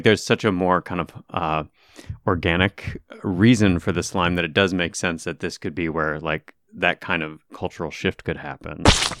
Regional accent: Michigan, United States; Like I said, I'm from Michigan.

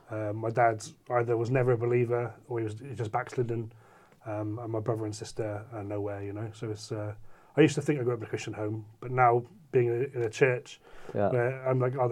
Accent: South West England, United Kingdom; No, I'm from Cornwall in the southwest.

